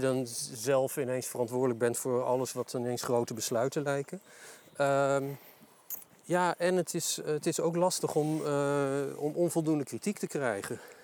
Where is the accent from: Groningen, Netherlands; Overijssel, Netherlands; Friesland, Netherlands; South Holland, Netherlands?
Overijssel, Netherlands; Delden; Ik, eh, ik kom uit Delden, geboren en getogen tukker